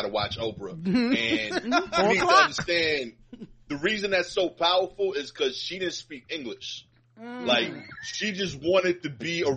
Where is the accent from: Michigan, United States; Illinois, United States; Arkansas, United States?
Illinois, United States; Chicago; I'm from Chicago